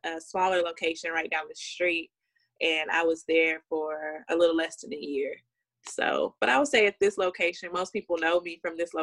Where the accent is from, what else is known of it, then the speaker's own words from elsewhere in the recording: Dallas-Fort Worth Metroplex, Texas, United States; also born or lived in Louisiana; I'm originally from Louisiana, but I've been in Texas for my whole life